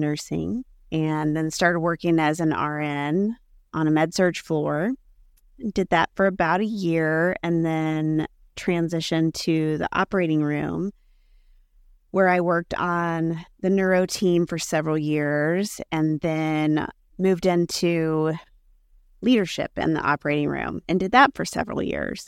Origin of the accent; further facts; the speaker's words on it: Kansas City, United States; I am born and raised in Kansas City, grew up in the suburbs of Kansas City